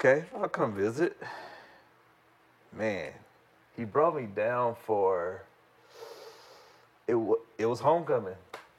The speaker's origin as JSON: {"language": "English", "town": "Salisbury", "region": "North Carolina", "country": "United States", "also_born_or_lived": "Durham, North Carolina", "lives_now": "Charlotte, United States", "said": "So, I'm from Salisbury, North Carolina."}